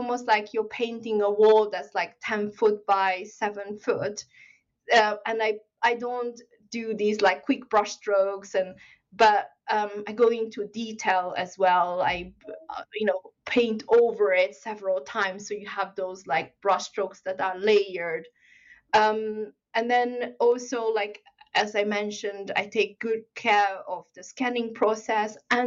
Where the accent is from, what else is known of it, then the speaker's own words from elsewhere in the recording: Hungary; moved away; also born or lived in China; I actually grew up in Hungary, but I was born in China